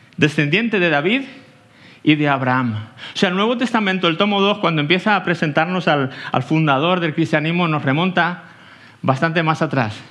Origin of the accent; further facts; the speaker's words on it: Aranjuez, Community of Madrid, Spain; moved away as an adult; now in Tenerife, Spain; Vengo de, soy de aquí de Aranjuez, eh, cerquita, vaya, de, de aquí